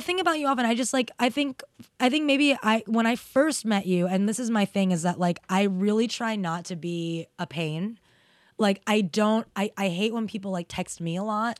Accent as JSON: {"language": "English", "region": "New York", "country": "United States", "tie": "born or raised there", "said": "growing up in New York"}